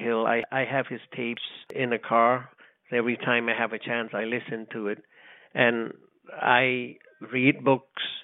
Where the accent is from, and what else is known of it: Cambodia; English is a second language; moved away as an adult